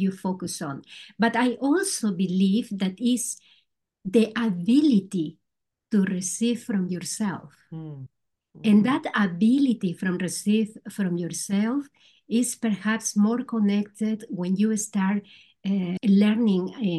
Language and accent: English; Peru; English is a second language; moved away as an adult; also born or lived in Spain; now in Netherlands; I am originally from Peru. I came 26 years ago here to the Netherlands